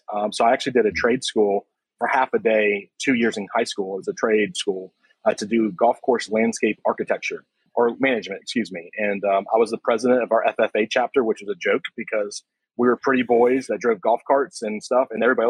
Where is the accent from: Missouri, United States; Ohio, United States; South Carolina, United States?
South Carolina, United States; Myrtle Beach; It was okay at best. It's the place that, you know, there's everything to do if you're a tourist and you feel like there's nothing to do as a local.